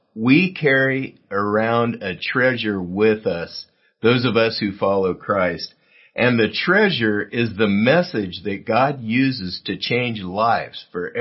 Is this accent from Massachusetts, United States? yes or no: no; South Gate, California, United States; my hometown of Southgate near downtown L.A.